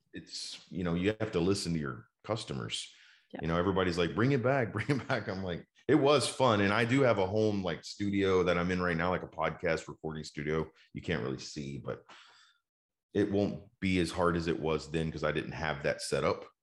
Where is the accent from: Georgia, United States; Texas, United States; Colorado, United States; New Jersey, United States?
Texas, United States; Dallas; also born or lived in Houston; Dallas is just kind of like you know where my family has been and where I've grown up.